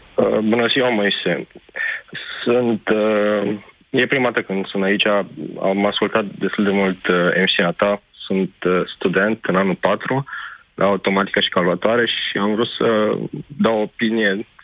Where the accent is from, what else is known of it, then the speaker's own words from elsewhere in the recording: Deva, Hunedoara County, Romania; Deva, de unde sunt eu